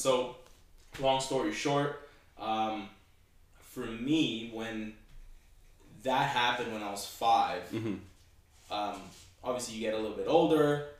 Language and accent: English; Bahrain; born there; moved away; also born or lived in Canada; Sure. So I was born in the Middle East, mm-hmm. a country called Bahrain.